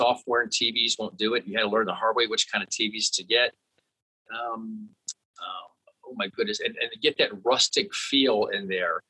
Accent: South Florida, United States; when I was a kid growing up in South Florida

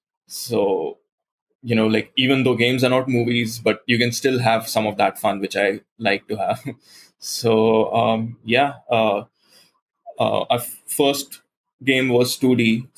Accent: Goa, India; it's inspired by my hometown, which is Goa in India, which is a coastal state, and it's very warm and beaches and palm trees and a very cozy atmosphere that way.

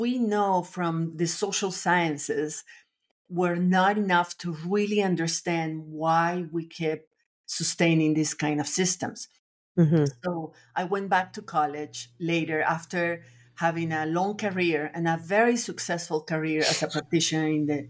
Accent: Nicaragua; also born or lived in France / Latin America; now in Austin, United States; I was born in France, but I was raised in Nicaragua, actually in different countries in Latin America, but mostly Nicaragua. So I feel Nicaraguan

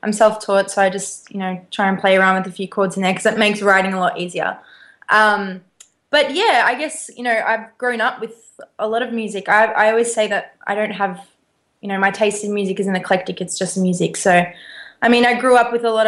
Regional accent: Melbourne, Victoria, Australia; moved away; I'm from Melbourne. So I'm at home

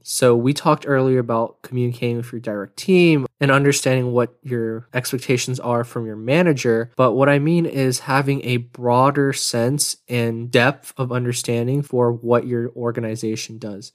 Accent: Houston, Texas, United States; now in Austin, United States; I'm from Houston

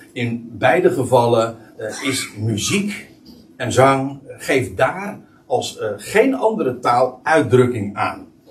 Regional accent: Netherlands; voor ons als als, als Nederlanders

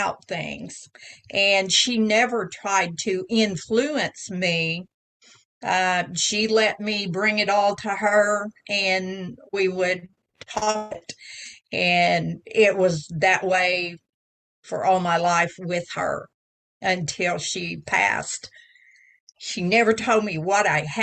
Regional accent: Oklahoma, United States; I was born here in Oklahoma, and I've spent the better part of my life here

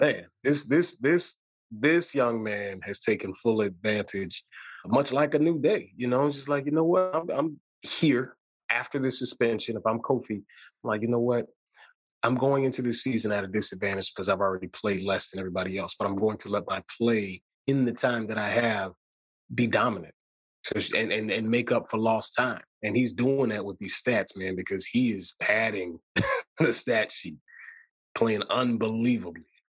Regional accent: Chicago, Illinois, United States; I'm from Chicago

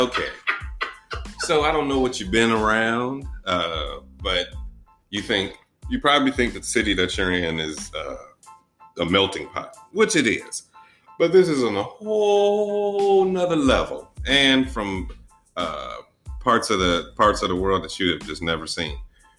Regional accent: Senegal; I'm mixed with, I'm from Senegal, but my dad's Trinidadian.

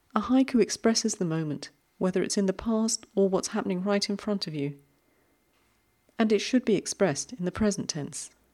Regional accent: United Kingdom; we're both British

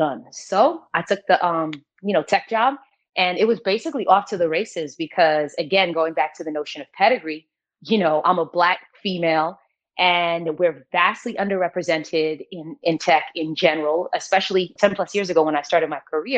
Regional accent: New York City, New York, United States; moved away as an adult; also born or lived in Greensboro, North Carolina; I'm from New York, hard-body New York

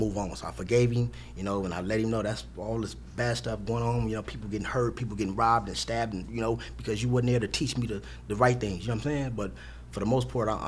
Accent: Los Angeles, California, United States; South Central Los Angeles on the east side, called the Low Bottoms in the 40s.

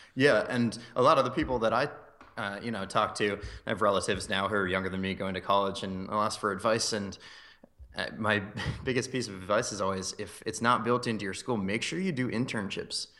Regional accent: north of Philadelphia, Pennsylvania, United States; moved away as an adult; also born or lived in Maryland / Boston / Chicago; now in Phoenix, United States; moved up to north of Philadelphia, actually, when I was around six years old. Um, so I grew up there for, uh, my whole life until I went to college

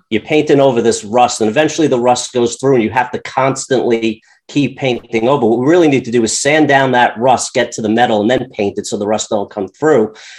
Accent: Long Island, New York, United States; I grew up on Long Island

